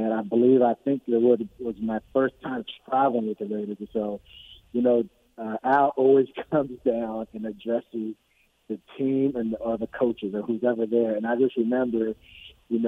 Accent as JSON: {"language": "English", "country": "Nigeria", "tie": "born or raised there", "also_born_or_lived": "California", "moved": "yes", "said": "growing up in Nigeria and coming over to California"}